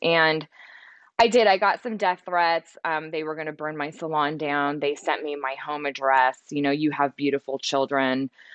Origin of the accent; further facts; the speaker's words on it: Central Valley, California, United States; also born or lived in San Francisco; I grew up in the Central Valley